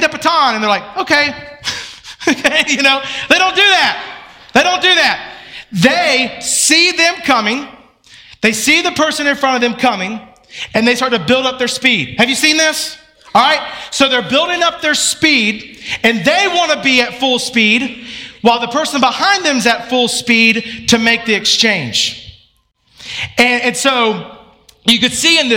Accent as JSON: {"language": "English", "town": "Atlanta", "region": "Georgia", "country": "United States", "tie": "born or raised there", "said": "I grew up in Atlanta"}